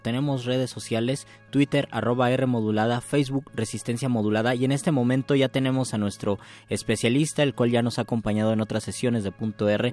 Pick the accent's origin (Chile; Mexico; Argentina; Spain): Mexico; yo como muchos mexicanos, soy de un catolicismo en un sentido social o cultural